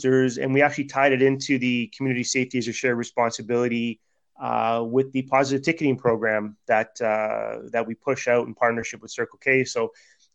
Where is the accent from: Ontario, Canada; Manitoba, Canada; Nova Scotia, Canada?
Ontario, Canada; Toronto; I grew up in Flemo